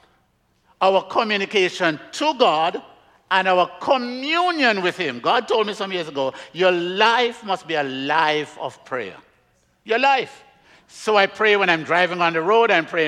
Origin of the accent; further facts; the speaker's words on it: Jamaica; now in Miami, United States; I'm from Jamaica, originally. I live in Miami